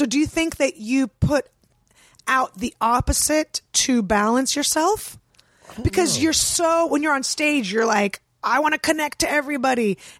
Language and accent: English; San Francisco, California, United States; I grew up in San Francisco.